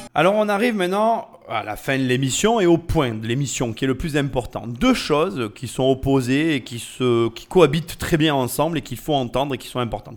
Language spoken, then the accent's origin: French; France; nous en tant que Français